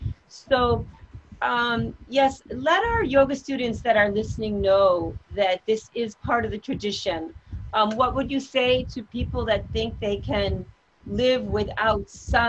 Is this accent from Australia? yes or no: no; Japan; now in New York, United States; I grew up in Japan.